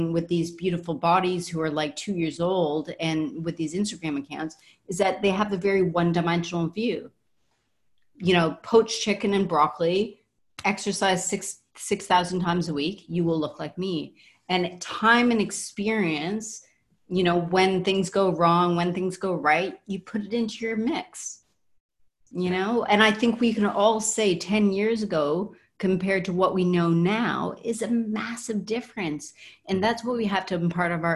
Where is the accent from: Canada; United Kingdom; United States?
Canada